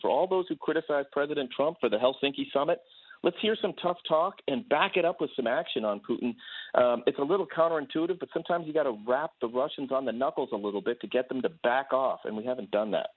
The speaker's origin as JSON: {"language": "English", "town": "Boston", "region": "Massachusetts", "country": "United States", "tie": "born or raised there", "said": "my hometown team, the Boston Celtics"}